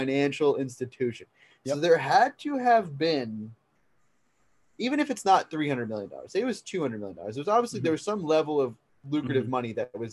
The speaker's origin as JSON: {"language": "English", "country": "United States", "said": "as an American"}